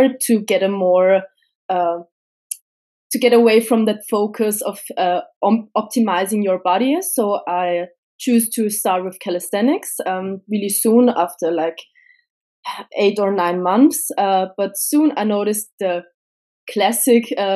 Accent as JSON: {"language": "English", "region": "Vienna", "country": "Austria", "said": "I come from Austria, from Vienna."}